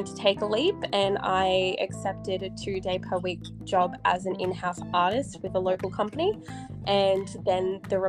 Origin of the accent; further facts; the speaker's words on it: Perth, Western Australia, Australia; born there; also born or lived in Townsville / Newcastle / Brisbane / Sunshine Coast; I was born in Perth, I've lived in Townsville, I've lived in Newcastle, Brisbane, Sunshine Coast.